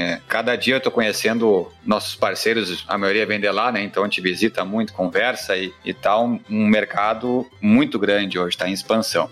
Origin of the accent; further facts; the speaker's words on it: Rio Grande do Sul, Brazil; aqui no Rio Grande do Sul, minha terra natal